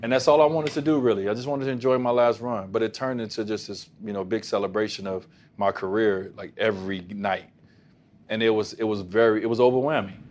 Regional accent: Chicago, Illinois, United States; moved away; also born or lived in Robbins, Illinois; It was my hometown

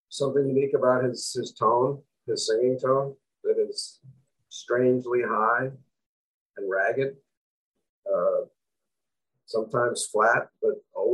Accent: New York City, New York, United States; now in California, United States; Yeah, even though I grew up in, like I said, in Manhattan, but my one side of my family is from Eastern Europe. The other side is from Scotland, and they were all fisher people.

